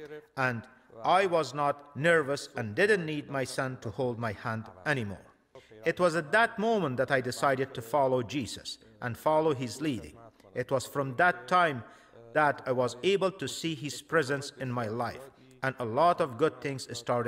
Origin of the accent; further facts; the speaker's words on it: Iran; moved away; my home country, Iran